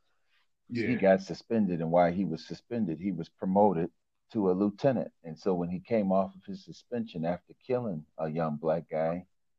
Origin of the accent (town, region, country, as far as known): Buffalo, New York, United States; born or raised there